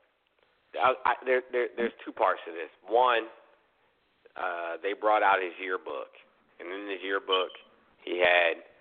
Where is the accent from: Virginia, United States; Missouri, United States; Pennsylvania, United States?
Virginia, United States; Woodbridge; also born or lived in Brooklyn, New York / New York; I grew up in Woodbridge